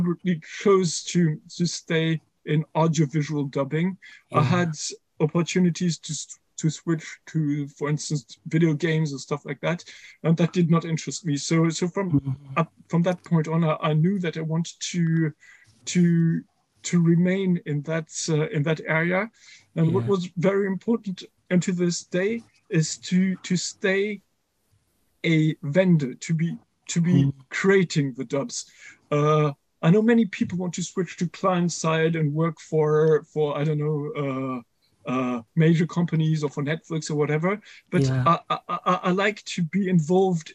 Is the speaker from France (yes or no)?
yes; France; English is a second language; also born or lived in Germany; I was raised in a multilingual context because I was raised in France, but by German parents. So we spoke German at home